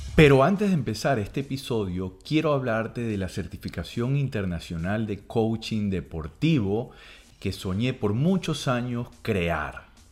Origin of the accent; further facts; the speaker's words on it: Barquisimeto, Lara, Venezuela; moved away as an adult; yo viví en Barquisimeto una, cantidad importante de años, digo importante porque fue la etapa de la adolescencia, eh, llegué eh, estudiando quinto grado hasta graduarme de bachiller